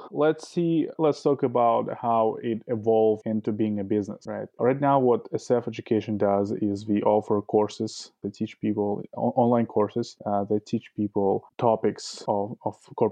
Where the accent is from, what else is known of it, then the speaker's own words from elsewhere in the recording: Saint Petersburg, Russia; moved away; also born or lived in Toronto, Canada / Moscow, Russia; I'm originally from St. Petersburg, Russia. Family moved to Toronto, Canada, where I lived for about 7 years.